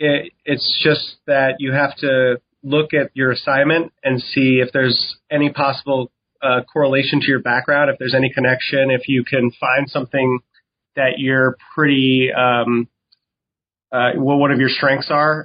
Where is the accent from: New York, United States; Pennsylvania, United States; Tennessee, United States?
New York, United States; New York City; I'm like born and raised in New York City and you deal with that in the subway